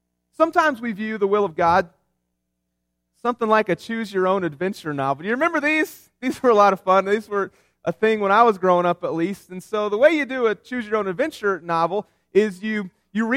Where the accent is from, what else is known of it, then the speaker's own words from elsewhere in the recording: West Virginia, United States; I grew up in West Virginia